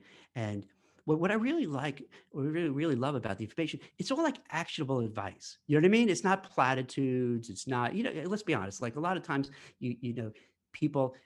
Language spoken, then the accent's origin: English; United States; as American